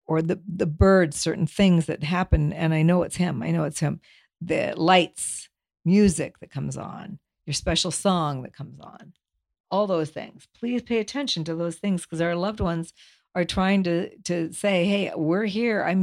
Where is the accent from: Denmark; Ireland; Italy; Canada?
Denmark; now in United States; there was a street number of a house I lived on when we immigrated from Denmark. It was up in Altadena.